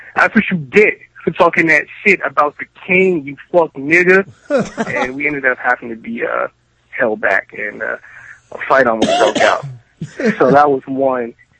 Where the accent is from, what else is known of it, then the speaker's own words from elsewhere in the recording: Cleveland, Ohio, United States; now in Columbus, United States; I grew up in Cleveland